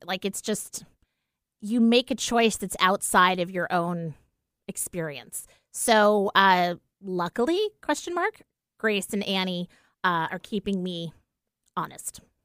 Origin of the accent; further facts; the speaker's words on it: East Coast, United States; we're from the East Coast